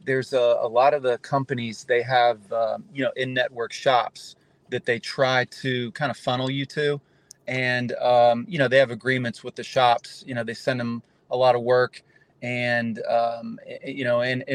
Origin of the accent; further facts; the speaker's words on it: Charlotte, North Carolina, United States; moved away as an adult; now in Southwest Florida, United States; I've been down here since 1992. I'm originally from Charlotte, North Carolina